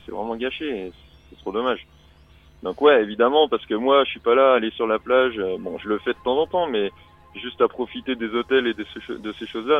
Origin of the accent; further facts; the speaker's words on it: Vendée, Pays de la Loire, France; je suis de Vendée originairement